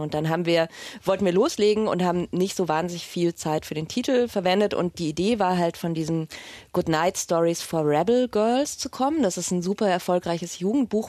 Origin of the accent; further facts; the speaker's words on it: Munich, Bavaria, Germany; now in Berlin, Germany; ich komme jetzt aus München und wenn ich mit Leuten rede, mit denen ich in die Schule gegangen bin